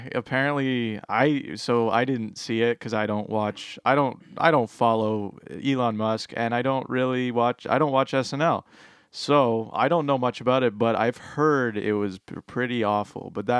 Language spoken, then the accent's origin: English; Petrolia, Ontario, Canada; Well, to be fair, I grew up in Petrolia.